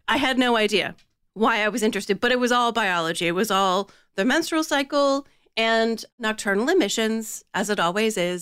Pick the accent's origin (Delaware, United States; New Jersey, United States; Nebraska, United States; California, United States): Delaware, United States; Born and raised in Delaware